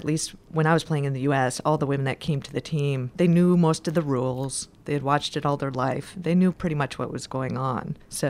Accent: Green Bay, Wisconsin, United States; born there; moved away; also born or lived in Houston; I lived in Houston before I moved here for about 8 years, but I was born in Green Bay, Wisconsin, home of the Green Bay Packers, the best football

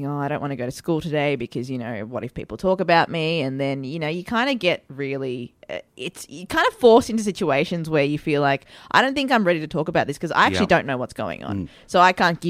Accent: Melbourne, Victoria, Australia; also born or lived in Sri Lanka / Northcote; I grew up in Fairfield. Fairfield was the first suburb we lived

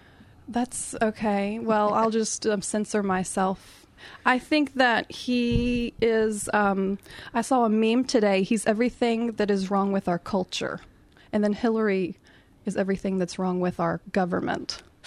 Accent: West Virginia, United States; Okay, I'm from West Virginia in the U.S.

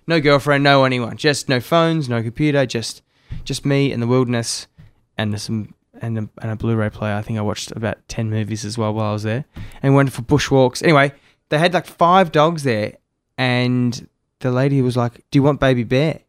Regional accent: Melbourne, Victoria, Australia; also born or lived in Sydney; now in Gold Coast, Australia; I grew up in Melbourne

